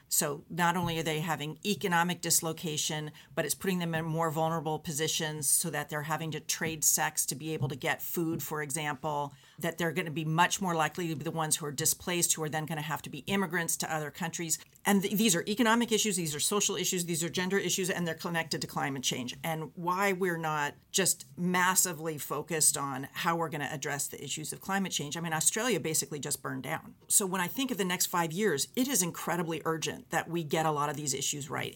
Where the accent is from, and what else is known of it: United States; now in Canada